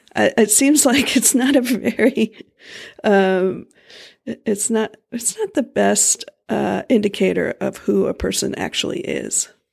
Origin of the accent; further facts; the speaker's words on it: Florida, United States; moved away; we grew up in Florida